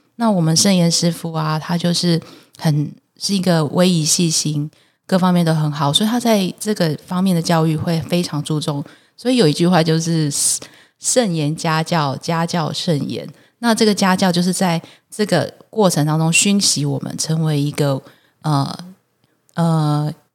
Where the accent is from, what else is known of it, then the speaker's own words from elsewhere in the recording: Taiwan; 我是在眷村里面长大的孩子